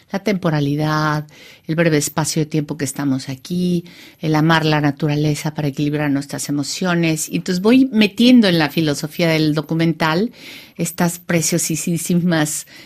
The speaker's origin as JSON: {"language": "Spanish", "town": "Bahía de Banderas", "country": "Mexico", "tie": "born there", "said": "Y utilizando este espacio donde yo nací para hablar de algo que es absolutamente universal"}